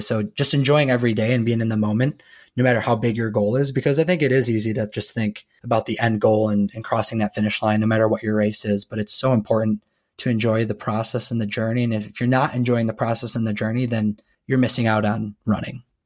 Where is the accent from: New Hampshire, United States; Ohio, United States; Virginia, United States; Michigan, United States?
Michigan, United States; Zeeland; moved away as an adult; now in Kansas City, United States; I'm originally from Zealand, Michigan, but I, I'm now in Kansas City, Missouri